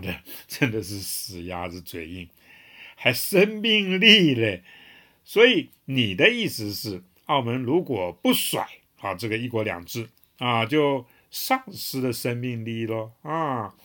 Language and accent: Chinese; Taiwan; 我们台湾人